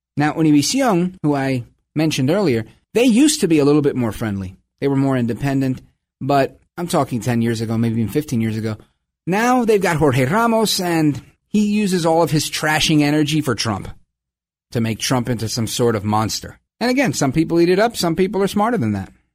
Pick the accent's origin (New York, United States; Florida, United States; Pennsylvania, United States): New York, United States; I was born in New York